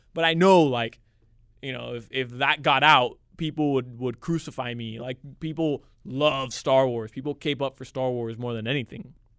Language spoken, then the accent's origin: English; Kendall, Florida, United States; I was born and raised in Kendall. I love Miami